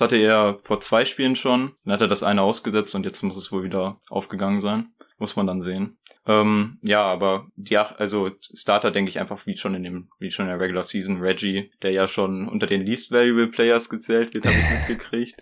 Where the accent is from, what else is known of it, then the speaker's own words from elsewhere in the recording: Ibbenbüren, North Rhine-Westphalia, Germany; ich komme aus Ippenbüren.